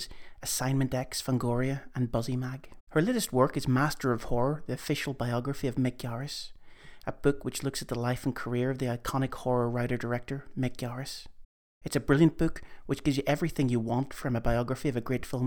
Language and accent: English; Derry, Northern Ireland, United Kingdom; also born or lived in Armagh; I'm from Derry, and I'm in Armagh at the minute